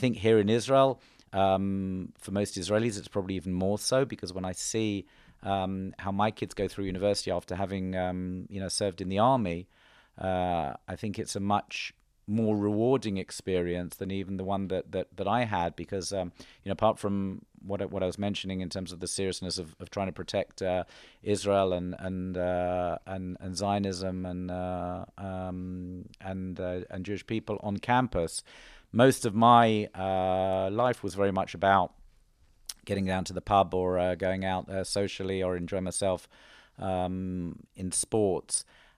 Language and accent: English; England, United Kingdom; So, for example, growing up in England, after school, I went straight to university.